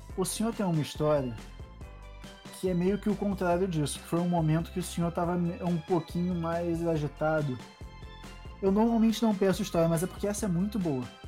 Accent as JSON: {"language": "Portuguese", "region": "Rio de Janeiro", "country": "Brazil", "moved": "yes", "said": "quando eu saí do Rio de Janeiro para vir morar num lugar frio onde eu preciso de touca"}